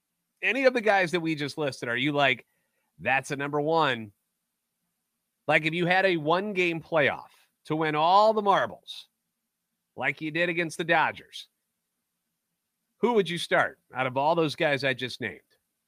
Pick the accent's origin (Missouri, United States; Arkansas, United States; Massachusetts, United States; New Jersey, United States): Missouri, United States; St. Louis; I'm a national radio sports anchor, born and raised in the Lou and a lifetime Cardinals fan.